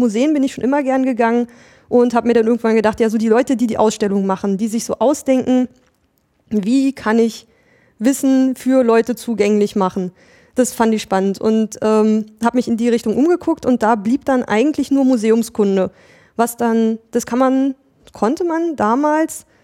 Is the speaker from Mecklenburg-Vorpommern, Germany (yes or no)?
yes; Mecklenburg-Vorpommern, Germany; ich bin in Mecklenburg-Vorpommern aufgewachsen, habe da auch mein Abitur gemacht